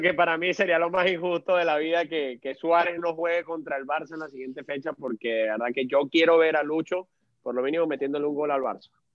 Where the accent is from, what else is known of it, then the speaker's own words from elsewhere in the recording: Venezuela; como venezolano tengo bastante fe